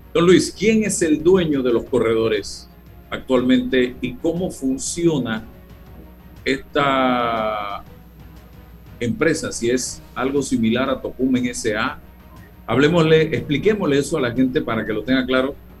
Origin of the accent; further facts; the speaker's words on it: Panama; somos panameños